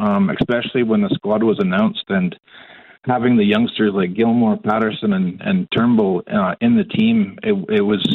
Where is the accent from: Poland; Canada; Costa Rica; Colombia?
Canada; Vancouver, British Columbia; moved away as an adult; now in Calgary, Canada; I'm actually in Calgary now, but I grew up in Vancouver.